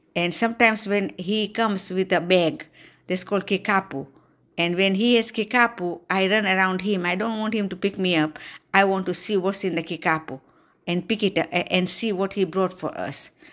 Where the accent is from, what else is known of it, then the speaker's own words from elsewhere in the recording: Dar es Salaam, Tanzania; now in Slidell, United States; I was born on January second, nineteen forty-nine in Dar es Salaam, Tanzania